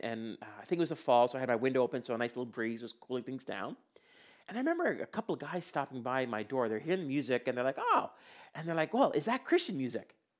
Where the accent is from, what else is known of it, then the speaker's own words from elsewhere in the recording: India; I was born in India